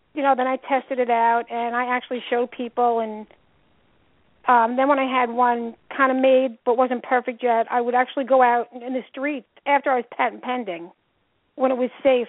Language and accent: English; New York, United States; now in New Jersey, United States; I'm originally from New York